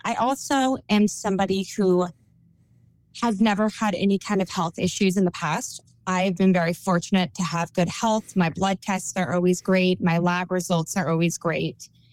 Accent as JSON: {"language": "English", "region": "California", "country": "United States", "tie": "born or raised there", "also_born_or_lived": "Memphis / the South", "accent": "Valley Girl", "moved": "as an adult", "said": "I'm from California, born and raised."}